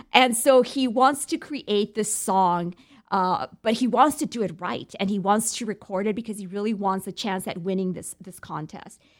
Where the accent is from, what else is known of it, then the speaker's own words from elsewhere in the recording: United States; being American